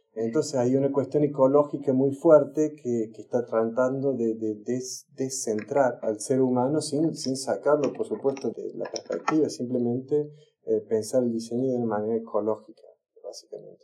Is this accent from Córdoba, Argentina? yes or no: yes; Córdoba, Argentina; moved away as an adult; now in Stockholm, Sweden; soy de Córdoba, vivo en Estocolmo desde hace casi 20 años, llegué en el año 2000